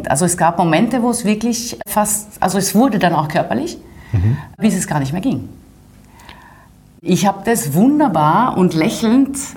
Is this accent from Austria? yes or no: no; Paris, Île-de-France, France; born there; Also geboren bin ich in Paris.